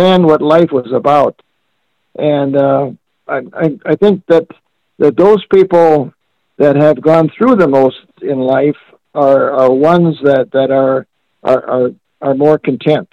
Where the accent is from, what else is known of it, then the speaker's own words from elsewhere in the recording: northeastern North Dakota, United States; I was born and raised on a farm up in northeastern North Dakota.